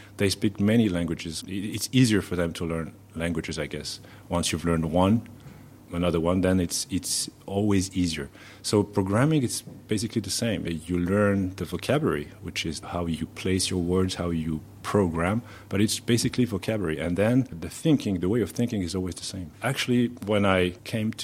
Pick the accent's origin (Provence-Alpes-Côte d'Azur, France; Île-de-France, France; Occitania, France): Occitania, France; Toulouse; moved away as an adult; also born or lived in Madagascar; now in Singapore; I'm more of a Toulousain